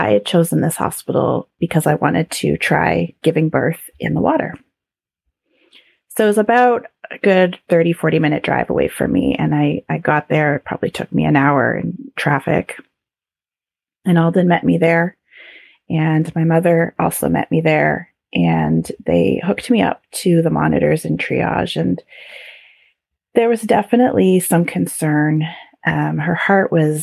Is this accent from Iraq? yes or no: no; Canada; being very Canadian